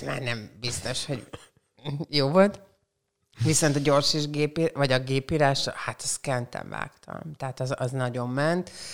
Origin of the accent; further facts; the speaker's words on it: Porcsalma, Szabolcs-Szatmár-Bereg, Hungary; also born or lived in Csenger / Békéscsaba; now in Szeged, Hungary; Porcsalma, az ott van Csengertől egy 10 kilométer elévő falucska, és én ott nőttem föl